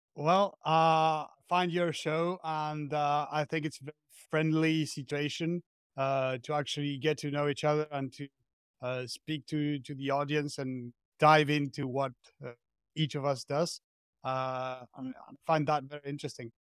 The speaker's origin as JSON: {"language": "English", "country": "Argentina", "moved": "as an adult", "lives_now": "France", "said": "I'm from Argentina, but I'm currently living in France."}